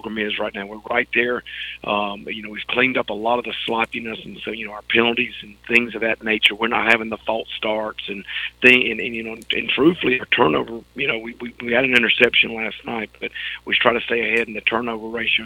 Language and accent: English; Elberton, Georgia, United States; I'm from Elberton and had an opportunity to come back here and coach